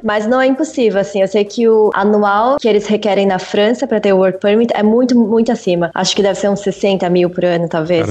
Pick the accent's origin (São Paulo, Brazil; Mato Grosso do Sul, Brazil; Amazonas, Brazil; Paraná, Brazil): São Paulo, Brazil; first language Portuguese; moved away as an adult; now in Belgium; eu nasci em São Paulo e sempre morei lá